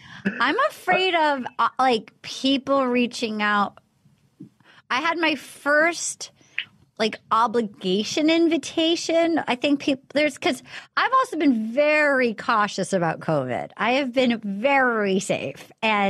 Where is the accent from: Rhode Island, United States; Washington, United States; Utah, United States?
Rhode Island, United States; Little Compton; moved away; I grew up in Little Compton, Rhode Island.